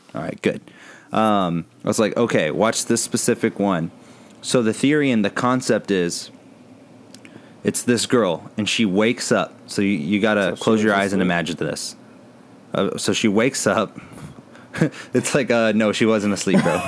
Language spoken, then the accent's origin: English; San Antonio, Texas, United States; I'm from San Antonio.